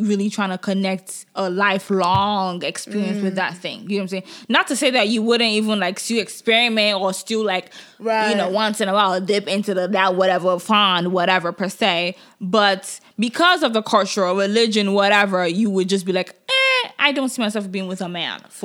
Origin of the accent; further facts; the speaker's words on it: Nigeria; moved away; growing up in Nigeria